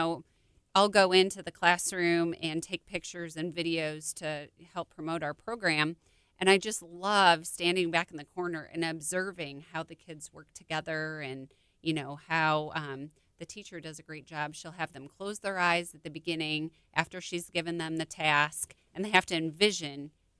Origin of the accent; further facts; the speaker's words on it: Illinois, United States; I'm from Illinois.